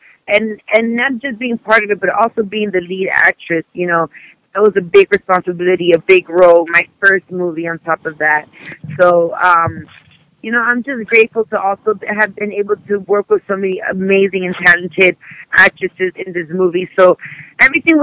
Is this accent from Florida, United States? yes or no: yes; Miami, Florida, United States; You know, this is hometown. I'm from here